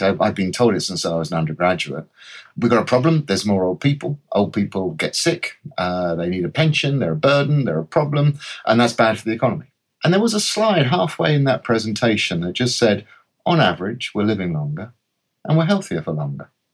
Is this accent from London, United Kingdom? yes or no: yes; London, United Kingdom; I'm a Londoner, or a North Londoner, to be more precise. I was born in Enfield, went to school at Edmonton